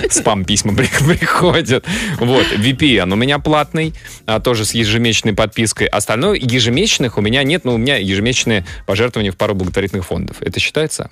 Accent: Russia; я, я россиянин

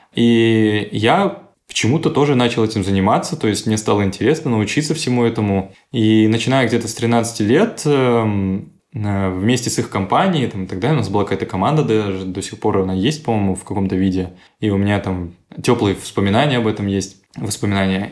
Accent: Astana, Kazakhstan; born or raised there; now in Krasnodar, Russia

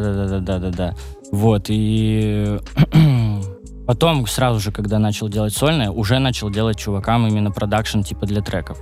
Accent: Arkhangelsk, Arkhangelsk Oblast, Russia; now in Saint Petersburg, Russia; когда я переезжал из Архангельска, из родного города, из своего

